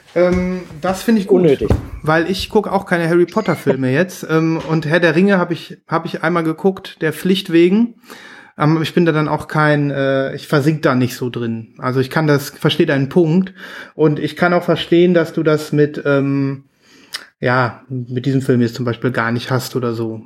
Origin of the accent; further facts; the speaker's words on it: near Münster, North Rhine-Westphalia, Germany; in der Nähe von Münster, in so einem kleinen, kleinen süßen Kaff.